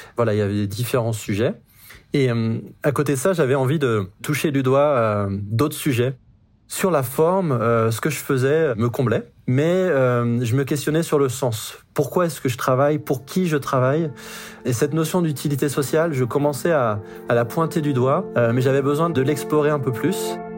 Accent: Brittany, France; now in Montrouge, France; J'ai grandi en Bretagne

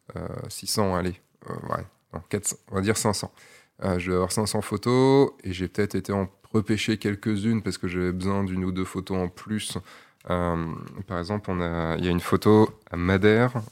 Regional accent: Brittany, France; je suis breton

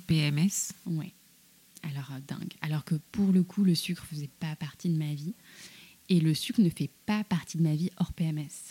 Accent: France; je suis née en France, j'avais un peu le poids de, je pense, du complexe de l'immigré de deuxième génération.

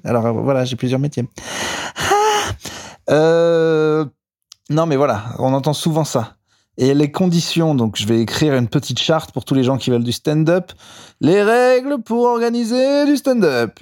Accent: Clermont-Ferrand, Auvergne-Rhône-Alpes, France; J'ai joué hier au Rimshot à Clermont-Ferrand, donc euh, ma ville, pour ceux qui ne le savent pas, là d'où je viens

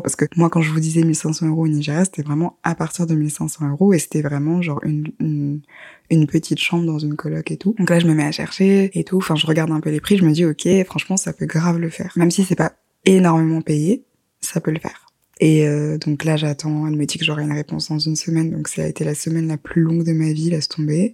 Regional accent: Guadeloupe; je suis guadeloupéenne

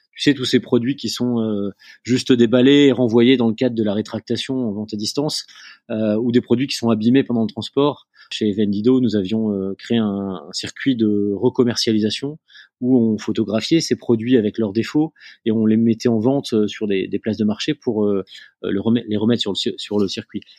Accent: near Lille, Hauts-de-France, France; moved away as an adult; also born or lived in Angers / Argentina; je suis originaire de du nord de la France. Euh, j'ai euh, grandi euh, à côté de Lille

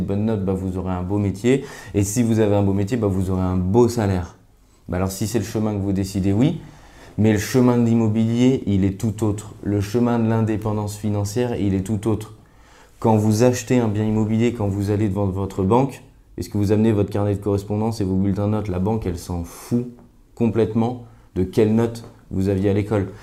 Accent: Grenoble, Auvergne-Rhône-Alpes, France; now in Paris, France; je suis originaire de Grenoble, je vis aujourd'hui à Paris

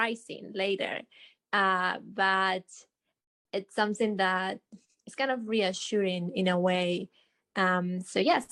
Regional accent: Argentina; now in Houston, United States; I live in Houston. I'm from Argentina

